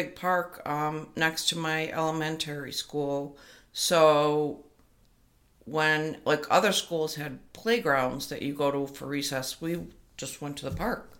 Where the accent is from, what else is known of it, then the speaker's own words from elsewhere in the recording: Binghamton, New York, United States; I grew up in Binghamton, New York. It is in upstate New York, but unlike the name, it actually is just on the border of Pennsylvania.